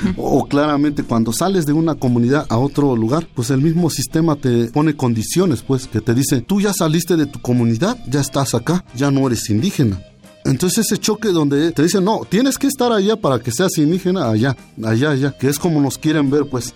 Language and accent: Spanish; Sierra Mazateca, Oaxaca, Mexico; Estaba yo dando talleres en mi pueblo. Empecé a ir a invitarle a mis paisanos